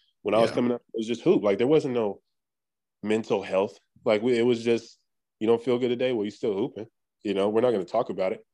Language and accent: English; Sacramento, California, United States; I'm born and raised in Sacramento